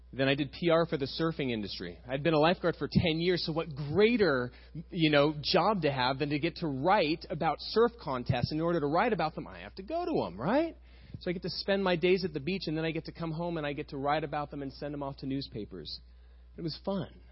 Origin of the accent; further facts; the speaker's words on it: Costa Mesa, California, United States; I was raised over in West Side Costa Mesa, about five miles from here